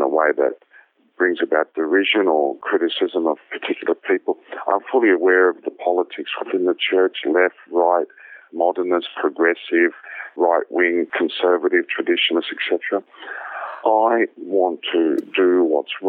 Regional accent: Sydney, New South Wales, Australia; I was born and bred in Sydney, which is why most people think I'm just a native Australian.

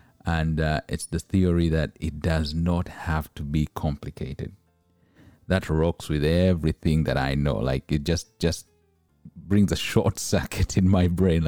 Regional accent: Uganda; I come from East Africa. And in Uganda, East Africa, there's a lot of pressure to just get through the day

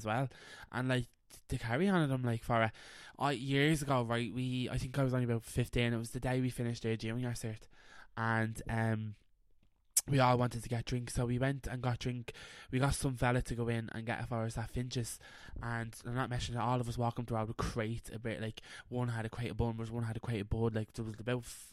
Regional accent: Greenford, London, United Kingdom; I'm from Greenford.

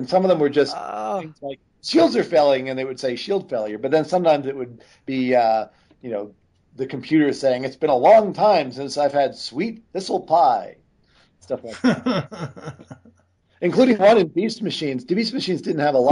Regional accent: North Babylon, New York, United States; I grew up in North Babylon, New York

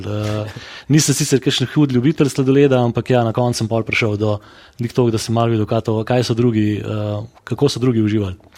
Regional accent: Škofja Loka, Upper Carniola, Slovenia; smo škofeločani zadovoljni z bivanjem, z življenjem v mestu

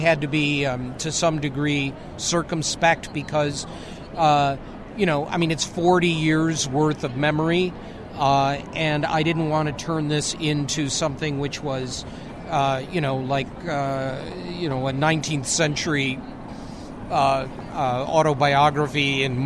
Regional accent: Detroit, Michigan, United States; Detroit, which is my hometown

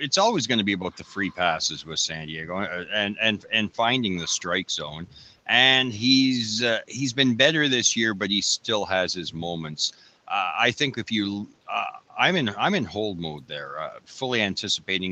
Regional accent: Canada; I'm a Canadian that says sorry for everything.

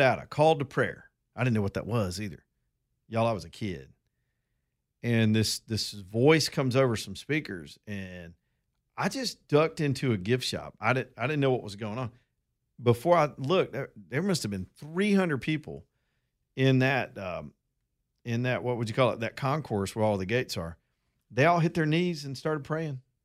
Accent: Roanoke, Alabama, United States; I'm from Roanoke, Alabama

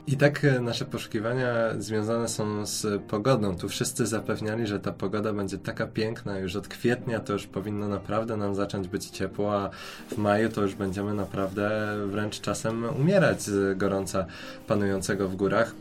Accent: Poland; moved away as an adult; now in Portugal; jesteśmy z Polski, z tak zimnego kraju

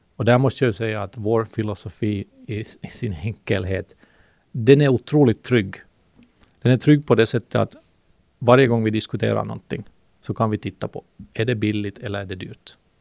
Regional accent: Finland; accent: Finland-Swedish; first language Swedish; det finns ju 300 000 finlandssvenskar i men vi pratar ju, om jag har förstått det rätt, så pratar vi en gammal, jättegammal svenska

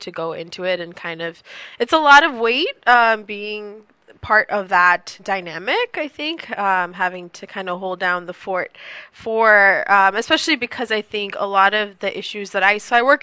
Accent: U.S. Virgin Islands; moved away as an adult; I grew up in the U.S. Virgin Islands.

